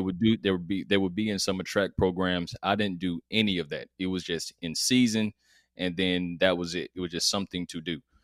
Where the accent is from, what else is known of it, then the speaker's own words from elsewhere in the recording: College Park, Georgia, United States; so I'm from College Park, Georgia, which is, which is a, which is the south side of Atlanta